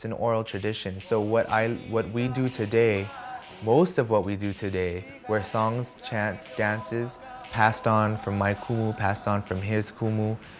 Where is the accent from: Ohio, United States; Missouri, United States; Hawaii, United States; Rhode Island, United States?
Hawaii, United States; I relate everything back to what I learned in growing up in Hawaii. Being here most of the time, I would say that I think about home all the time.